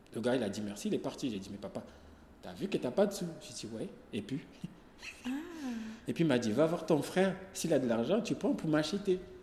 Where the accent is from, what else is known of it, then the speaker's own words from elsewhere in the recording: Comoros; moved away as an adult; also born or lived in Senegal; j'ai quitté les Comores jusqu'à Kenya